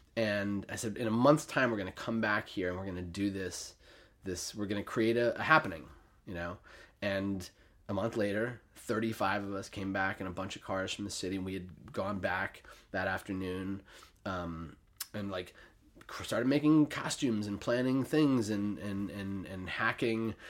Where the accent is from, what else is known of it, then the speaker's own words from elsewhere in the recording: New York City, New York, United States; also born or lived in Saratoga Springs; I grew up on the Upper East Side of Manhattan